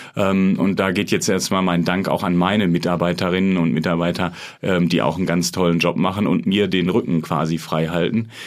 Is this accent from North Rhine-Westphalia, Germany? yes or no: yes; Dortmund, North Rhine-Westphalia, Germany; also born or lived in Münster; ich bin Dortmunder